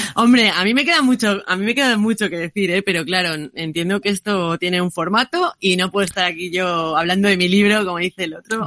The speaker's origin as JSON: {"language": "Spanish", "region": "Asturias", "country": "Spain", "also_born_or_lived": "Scotland", "said": "yo siendo asturiana"}